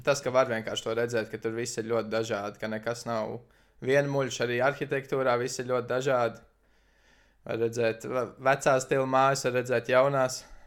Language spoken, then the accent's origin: Latvian; Latvia; now in Norway; es esmu no Latvijas